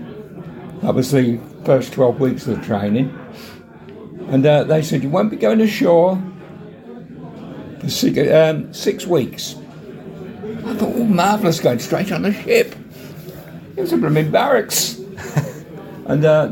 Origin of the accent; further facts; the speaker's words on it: Oxfordshire, South East England, United Kingdom; also born or lived in London / Bicester / Brackley; now in Morecambe, United Kingdom; I was brought up in Oxfordshire.